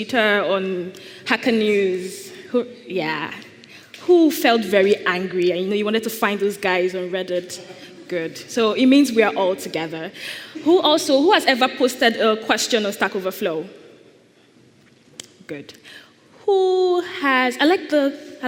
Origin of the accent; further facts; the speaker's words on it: Nigeria; I am Nigerian